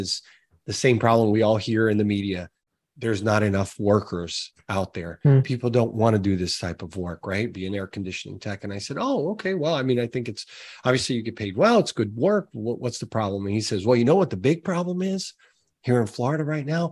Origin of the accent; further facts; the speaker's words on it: Brazil; moved away; I'm originally from Brazil